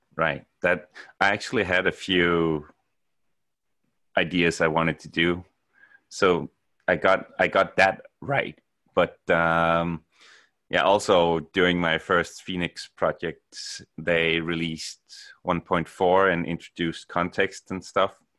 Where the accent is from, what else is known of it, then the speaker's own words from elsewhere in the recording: Denmark; moved away as an adult; now in Norway; I'm from Denmark, uh, moved to Norway in, uh, two thousand nine